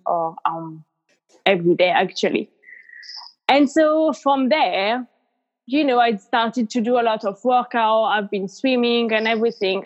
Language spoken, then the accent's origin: English; France; moved away as an adult; also born or lived in Australia; now in United Kingdom; I'm from France originally and I live in the UK